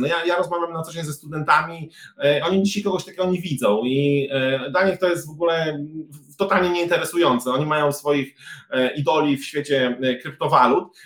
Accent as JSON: {"language": "Polish", "region": "eastern Poland", "country": "Poland", "said": "też pochodzę ze wschodniej Polski"}